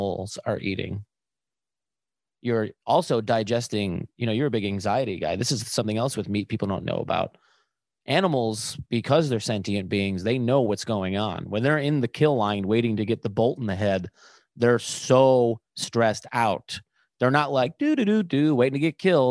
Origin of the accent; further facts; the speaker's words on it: Buffalo, New York, United States; growing up in Buffalo